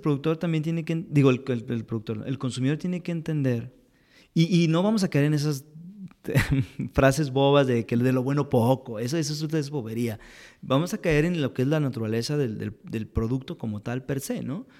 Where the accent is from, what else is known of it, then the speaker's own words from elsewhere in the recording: Mexico; como mexicanos